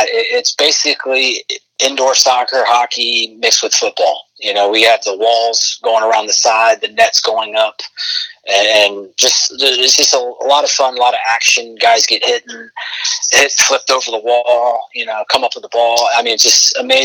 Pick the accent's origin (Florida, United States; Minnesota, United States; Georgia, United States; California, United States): Florida, United States; Orlando; it's my hometown. I grew up going to those games